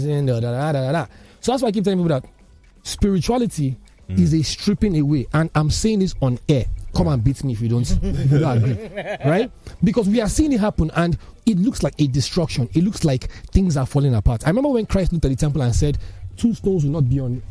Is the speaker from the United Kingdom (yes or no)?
no; Nigeria; a Nigerian man growing up in, you know, in this country in the last 30 plus years